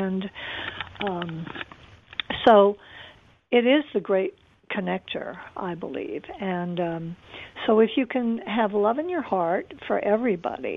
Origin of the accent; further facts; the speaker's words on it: Arizona, United States; I'm from Arizona